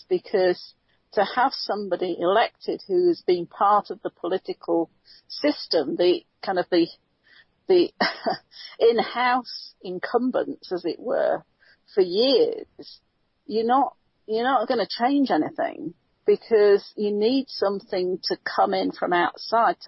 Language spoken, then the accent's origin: English; United Kingdom; now in United States; being a Brit